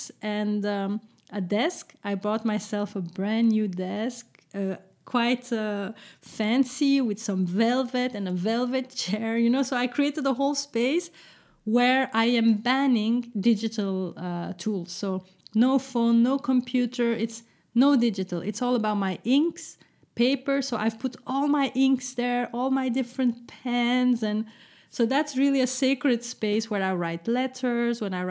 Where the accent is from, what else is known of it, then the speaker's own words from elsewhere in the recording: Brussels, Brussels-Capital Region, Belgium; moved away; So it's Brussels, so it's my hometown. Well, my hometown, yes.